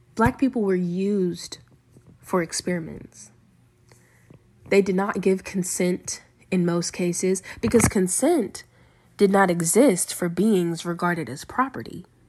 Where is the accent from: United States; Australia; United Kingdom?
United States; Lynchburg, Virginia; also born or lived in Rustburg, Virginia; I am from Lynchburg, Virginia, and have lived in both Lynchburg and Rustburg, which are both small cities in Virginia. I attended Rustburg Elementary School, Rustburg Middle School, and I graduated from Rustburg High School